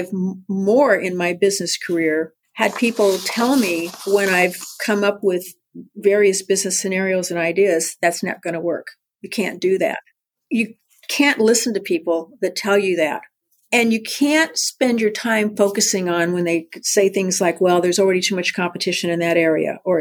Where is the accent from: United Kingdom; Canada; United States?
United States; San Diego, California; I was born in San Diego at Mercy Hospital